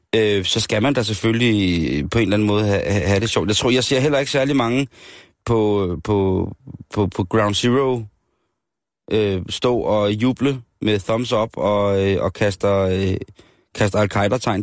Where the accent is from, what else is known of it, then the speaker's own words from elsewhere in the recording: Denmark; Så forklarer jeg bare dansker